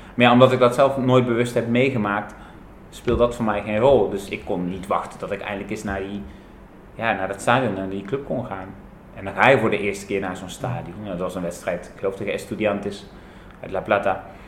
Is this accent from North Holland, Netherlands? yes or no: no; Tilburg, North Brabant, Netherlands; moved away as an adult; now in Buenos Aires, Argentina; ik kom oorspronkelijk uit Tilburg